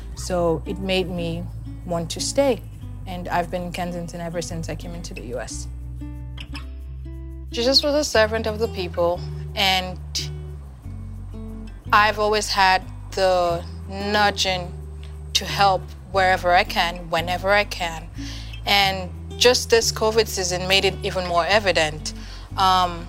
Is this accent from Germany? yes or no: no; Nigeria; moved away as an adult; now in United States; I'm from Nigeria, and I've been in the U.S. for about 4 years now